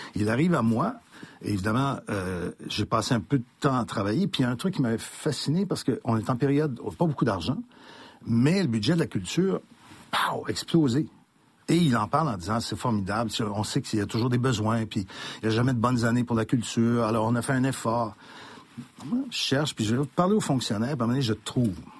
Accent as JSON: {"language": "French", "town": "Montreal", "region": "Quebec", "country": "Canada", "tie": "born or raised there", "said": "j'ai grandi à Saint-Michel ville Saint-Michel de Mon père était épicier"}